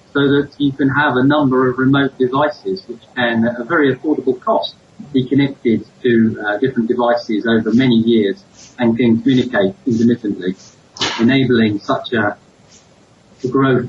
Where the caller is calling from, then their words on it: Nairobi, Kenya; I'm based actually in Nairobi, so I'm calling you from Nairobi.